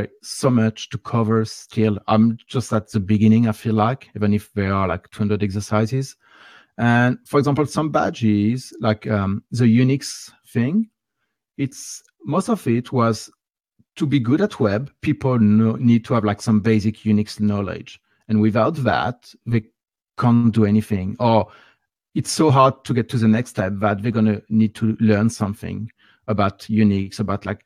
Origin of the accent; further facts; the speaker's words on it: France; accent: French; English is a second language; my nice French accent